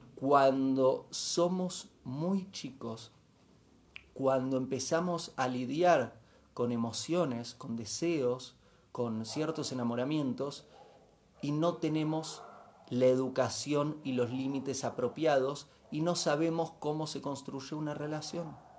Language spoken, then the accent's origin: Spanish; Bariloche, Río Negro, Argentina; Me crié en Bariloche en los 80